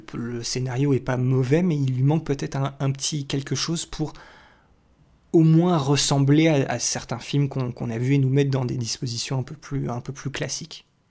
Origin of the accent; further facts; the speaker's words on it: France; chez nous en France